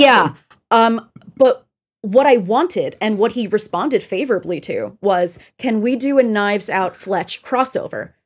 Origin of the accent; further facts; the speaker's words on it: New Jersey, United States; from New Jersey, if you couldn't tell by my voice